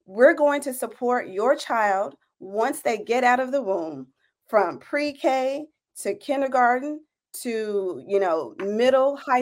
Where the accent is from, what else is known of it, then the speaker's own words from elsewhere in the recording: Tennessee, United States; I'm originally from Tennessee